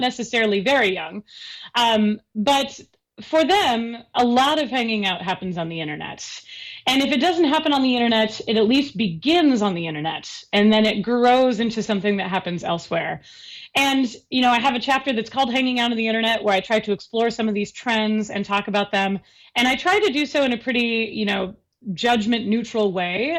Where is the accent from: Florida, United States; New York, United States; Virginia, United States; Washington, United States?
Washington, United States; Seattle; I grew up in the Seattle area